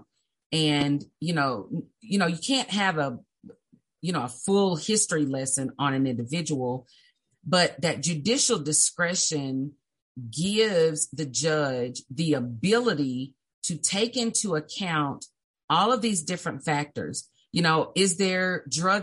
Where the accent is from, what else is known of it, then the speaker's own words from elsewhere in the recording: Little Rock, Arkansas, United States; also born or lived in Brinkley; So I'm from Little Rock. I was raised in Southwest Little Rock.